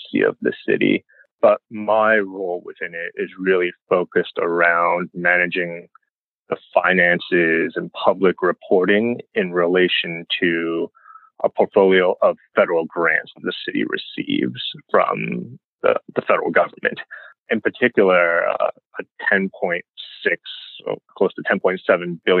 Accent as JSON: {"language": "English", "town": "New York City", "region": "New York", "country": "United States", "tie": "born or raised there", "also_born_or_lived": "Baldwin, Nassau County, Long Island, New York / Albany, New York", "said": "I was born in Flushing, Queens, you know, got a rep Queens to Taiwanese immigrants"}